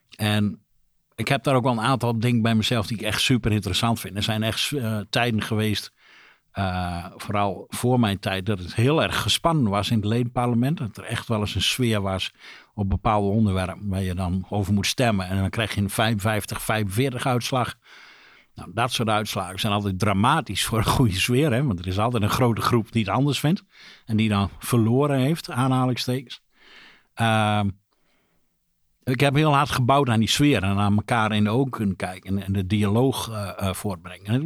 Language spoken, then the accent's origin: Dutch; Drenthe, Netherlands; also born or lived in Rolde; ik ben een Drent. ik woon in Rolde